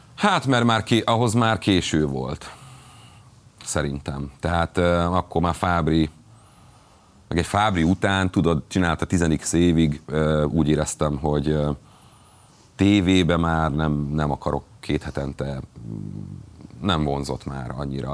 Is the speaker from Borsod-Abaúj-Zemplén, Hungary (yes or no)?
yes; Borsod-Abaúj-Zemplén, Hungary; borsodi vagyok